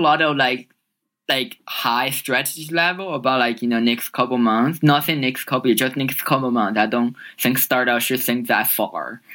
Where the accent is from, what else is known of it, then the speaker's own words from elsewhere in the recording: China; moved away as an adult; now in United States; I originally grew up in China. So I moved to US when I was 18.